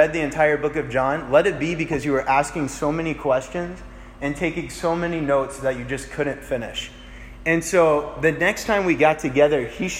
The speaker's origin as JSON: {"language": "English", "town": "Kennesaw", "region": "Georgia", "country": "United States", "moved": "as an adult", "lives_now": "Auburn, United States", "said": "I go home every once in a while to Kennesaw"}